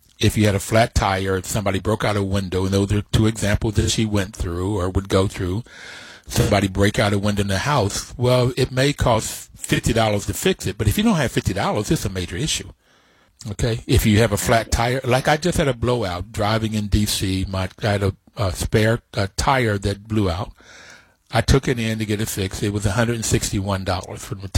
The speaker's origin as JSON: {"language": "English", "town": "Bluefield", "region": "West Virginia", "country": "United States", "tie": "born or raised there", "said": "I grew up in Bluefield, West Virginia. I grew up in West Virginia, and all of West Virginia is Appalachia."}